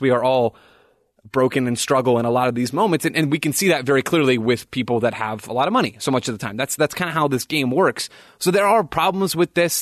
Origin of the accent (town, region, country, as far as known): United States